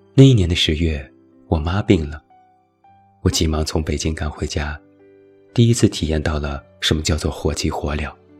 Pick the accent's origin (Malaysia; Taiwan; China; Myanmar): China; 我们中国人